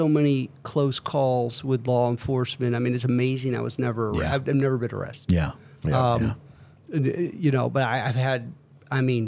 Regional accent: United States; I grew up in Montgomery County. I wasn't born here, but I grew up here for, you know, through my kind of formative years

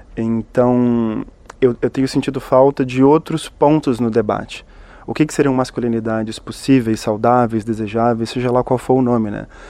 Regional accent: Minas Gerais, Brazil; sou mineiro, como meu conterrâneo Ismael

